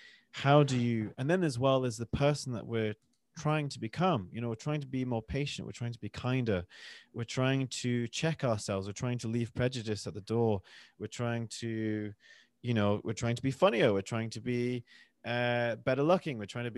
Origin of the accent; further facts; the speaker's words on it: the north of England, United Kingdom; accent: northern; when I'm with my family, we're from the north of England, my accent changes. I'll go more northern.